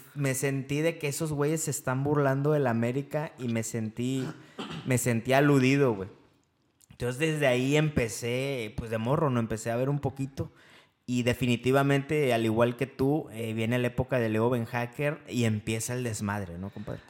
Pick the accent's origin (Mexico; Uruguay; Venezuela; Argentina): Mexico; Veracruz; now in Monterrey, Mexico; vivimos aquí en Monterrey. Eh, yo vengo de Veracruz